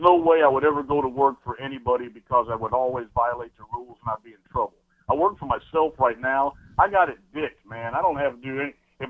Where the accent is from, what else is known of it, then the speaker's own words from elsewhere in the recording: Kentucky, United States; I'm from Eastern Kentucky, for Christ's sakes.